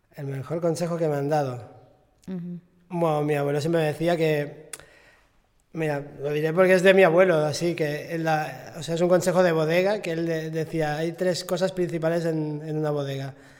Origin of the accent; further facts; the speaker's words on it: Catalonia, Spain; aquí, o sea, eh, en Cataluña o en España estamos acostumbrados